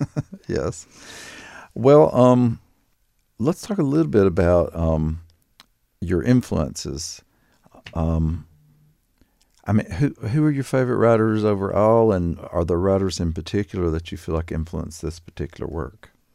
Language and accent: English; Laurel Lake, Kentucky, United States; I grew up very near Laurel Lake